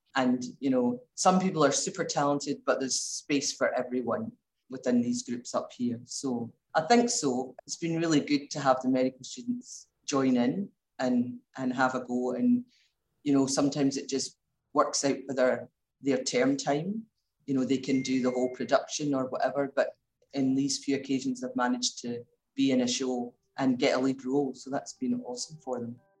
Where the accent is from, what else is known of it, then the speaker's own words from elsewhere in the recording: Glasgow, Scotland, United Kingdom; moved away as an adult; also born or lived in Melbourne, Australia; now in Mildura, Australia; So I came from Glasgow, which was a big city. I moved out to Australia.